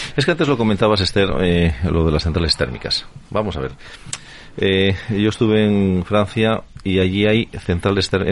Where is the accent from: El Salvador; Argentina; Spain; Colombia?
Spain; así somos los españoles